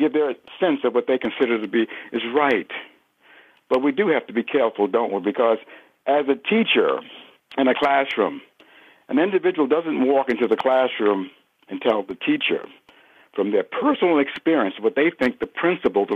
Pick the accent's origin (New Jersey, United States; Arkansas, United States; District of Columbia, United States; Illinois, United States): New Jersey, United States; also born or lived in Newark, New Jersey; now in Connecticut, United States; natively, I'm from New Jersey